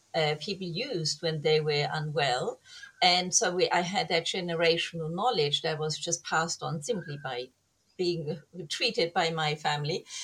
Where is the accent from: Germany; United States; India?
Germany; moved away; I grew up in Germany